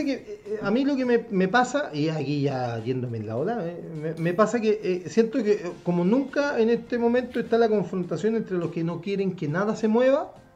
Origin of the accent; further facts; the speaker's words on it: Chile; nosotros como chilenos